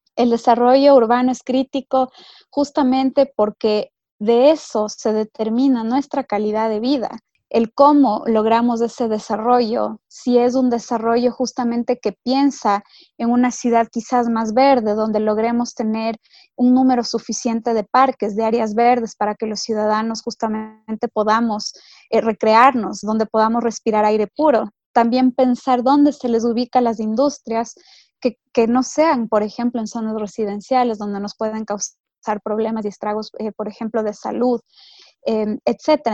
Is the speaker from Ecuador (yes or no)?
yes; Ecuador; como ecuatoriana